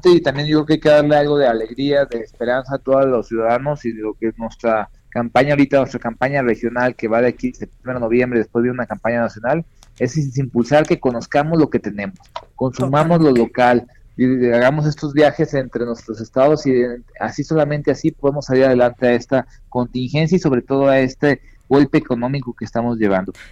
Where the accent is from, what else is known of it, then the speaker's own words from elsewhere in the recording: Querétaro, Mexico; Estoy a cuatro horas ahí con el libramiento que sí soy de Querétaro.